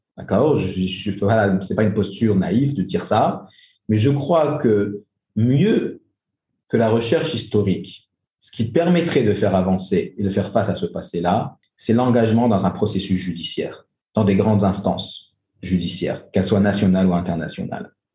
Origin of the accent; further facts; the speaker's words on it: France; moved away as an adult; now in Algeria; J'ai grandi en France je suis rentré en Algérie il y a une quinzaine d'années, mais j'ai grandi en France